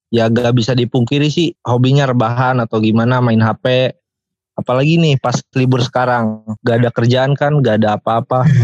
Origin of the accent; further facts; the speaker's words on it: Pandeglang, Banten, Indonesia; gua juga lumayan lumayan di pedesaan lah gua di Pandeglang di Pandeglang itu ke kampung gua tiga jam lagi jadi lumayan jauh lah